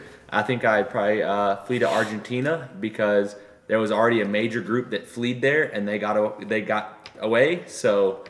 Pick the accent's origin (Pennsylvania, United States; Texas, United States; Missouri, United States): Texas, United States; I'm from Texas.